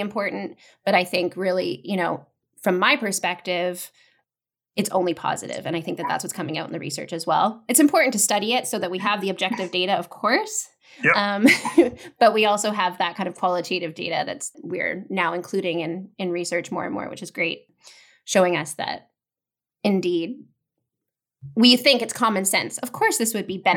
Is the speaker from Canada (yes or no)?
yes; Vancouver, British Columbia, Canada; also born or lived in Toronto; I am from Vancouver, BC, originally, born and raised.